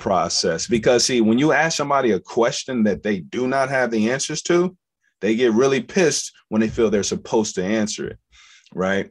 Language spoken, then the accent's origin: English; Forest, Virginia, United States; I'm from Forest Virginia. I'm a little country boy. Grew up around horses, um, farm, farmland